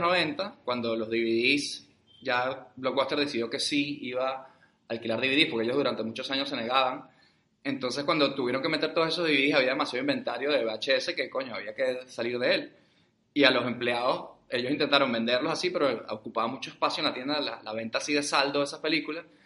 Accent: Venezuela; Aquí ahora somos tres venezolanos

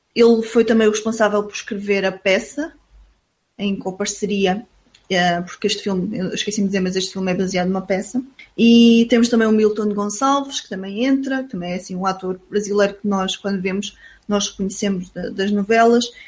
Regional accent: Portugal; nós somos portugueses

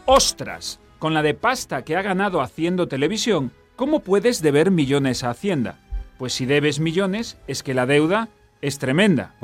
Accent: Vigo, Galicia, Spain; una ciudad entera de trabajadores humildes como es la de Vigo, de donde yo soy

